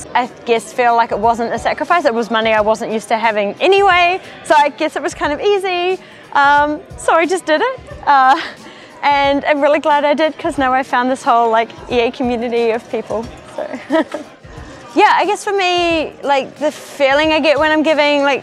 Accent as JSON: {"language": "English", "country": "New Zealand", "said": "I'm from New Zealand"}